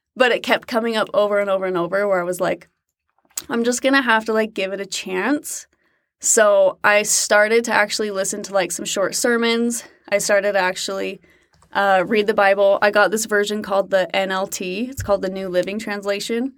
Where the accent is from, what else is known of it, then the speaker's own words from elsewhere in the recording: Utah, United States; moved away as an adult; also born or lived in Fort Worth, Texas; I was born in Utah